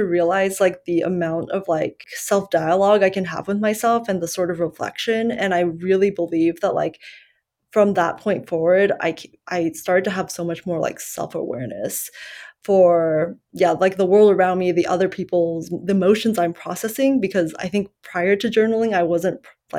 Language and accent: English; United States; English is a second language; growing up here and, well, for a while, I kind of identified English as my second language because ethnically I'm Chinese and, like, we immigrated when I was 7